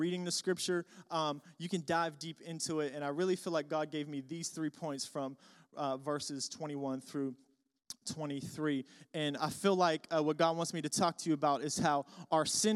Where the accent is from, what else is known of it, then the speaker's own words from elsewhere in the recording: Pittsburgh, Pennsylvania, United States; I'm from Pittsburgh, so go Steelers